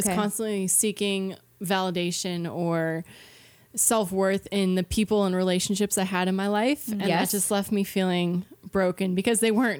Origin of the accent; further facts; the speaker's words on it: Baxter's Corner, New Brunswick, Canada; I'm actually from Baxter's Corner.